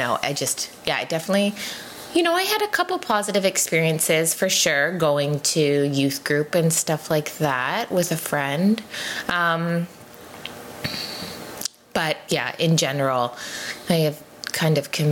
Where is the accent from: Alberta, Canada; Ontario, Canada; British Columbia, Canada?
British Columbia, Canada; Abbotsford; I grew up in Abbotsford